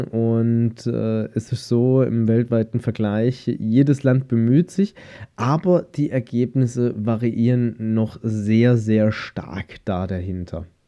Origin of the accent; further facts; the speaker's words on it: Germany; bei uns in Deutschland